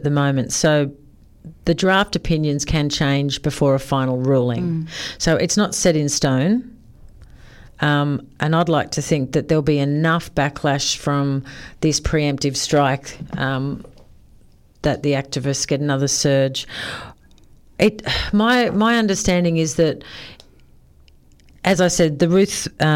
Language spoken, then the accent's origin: English; Sydney, New South Wales, Australia; I grew up in Sydney